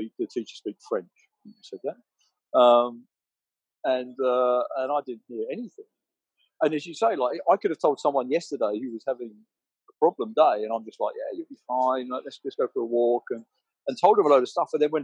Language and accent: English; England, United Kingdom; I'm English